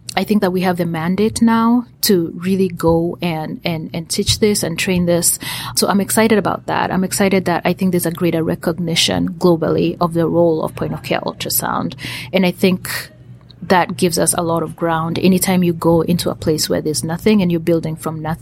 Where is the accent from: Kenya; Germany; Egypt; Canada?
Kenya; now in United States; most of my activities are located in Kenya, where I am from. I'm Kenyan